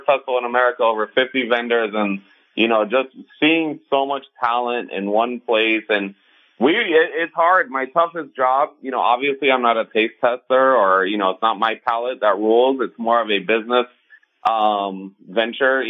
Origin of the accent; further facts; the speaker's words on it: Miami, Florida, United States; born and raised in Miami. So I'm here in Miami